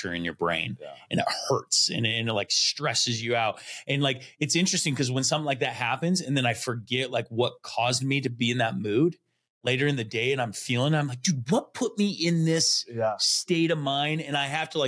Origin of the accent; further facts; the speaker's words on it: Connell, Washington, United States; I grew up in Connell.